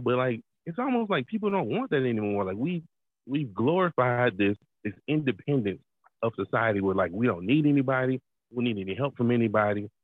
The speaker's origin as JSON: {"language": "English", "town": "Atlanta", "region": "Georgia", "country": "United States", "said": "I'm from Atlanta, so being in a big city"}